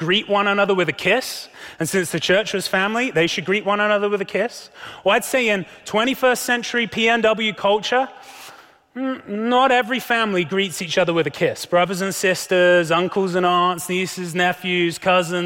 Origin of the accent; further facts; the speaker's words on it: United Kingdom; As a Brit